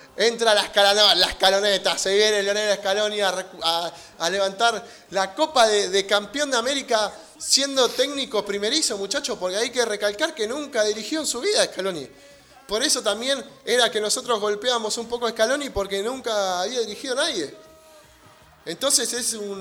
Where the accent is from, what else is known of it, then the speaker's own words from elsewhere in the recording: Merlo, Buenos Aires Province, Argentina; viví en Merlo toda la vida